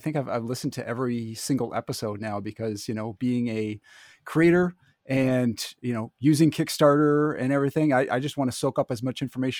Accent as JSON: {"language": "English", "country": "Canada", "said": "I don't have an accent. What are you talking about? I'm Canadian."}